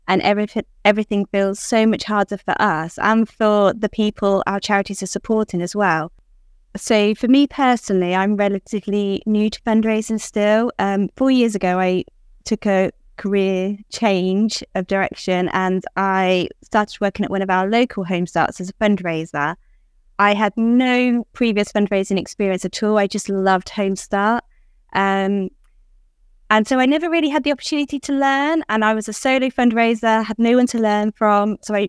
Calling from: Banbury, South East England, United Kingdom; I'm in Banbury, so

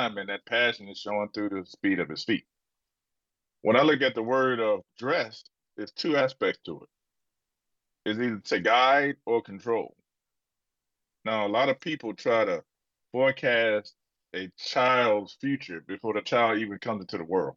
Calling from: Akron, Ohio, United States; I'm calling from Akron, Ohio

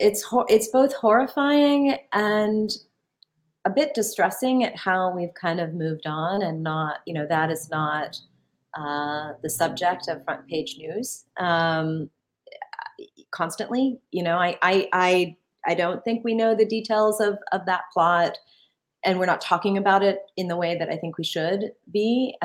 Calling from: Ann Arbor, Michigan, United States; Yeah, so it's I'm calling from Ann Arbor, Michigan, where, like most of the country, we're experiencing a spike in our COVID cases.

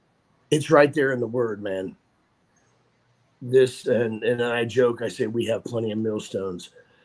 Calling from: Franklin, Tennessee, United States; Brother Brad, I am coming from Franklin, Tennessee right now, which is just a little town south of Nashville.

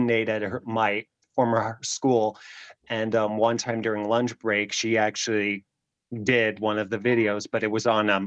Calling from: Pennsylvania, United States; I'm calling in from Pennsylvania

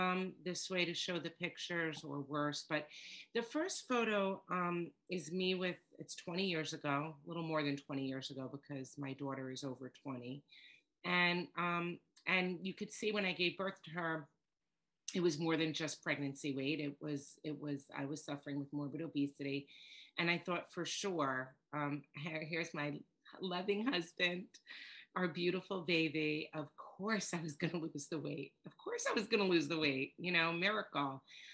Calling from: New York, United States; I'm coming to you from New York, and I laugh because I'm told I have an accent, and I don't hear my accent

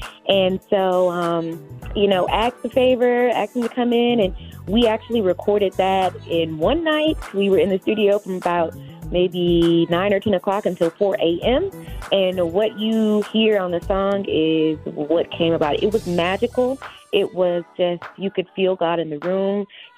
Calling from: Detroit, Michigan, United States; Well, I am calling from Detroit, Michigan. I'm a church kid. I'm a church baby.

